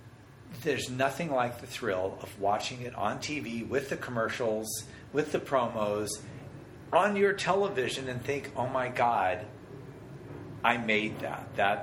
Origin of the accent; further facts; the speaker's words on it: Denver, Colorado, United States; Denver, Colorado.